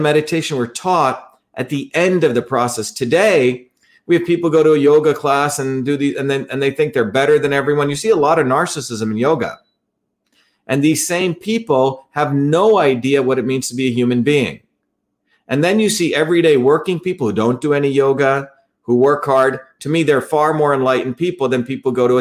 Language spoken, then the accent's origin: English; India; moved away; I grew up in India